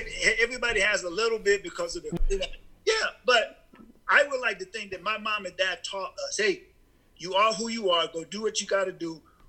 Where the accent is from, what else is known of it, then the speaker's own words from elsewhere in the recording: Los Angeles, California, United States; moved away as an adult; also born or lived in American Samoa; now in Billings, United States; back when I was growing up in East LA.